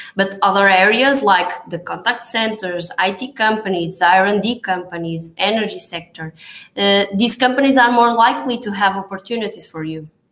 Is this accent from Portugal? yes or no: yes; Portugal